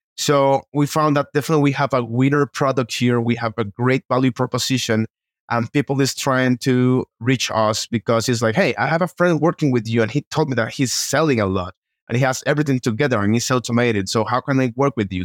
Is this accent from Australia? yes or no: no; Costa Rica; now in Mexico City, Mexico; I'm from Costa Rica